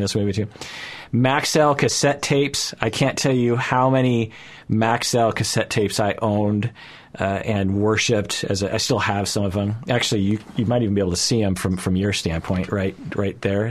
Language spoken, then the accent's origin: English; United States; as a Japanese person growing up in America at the time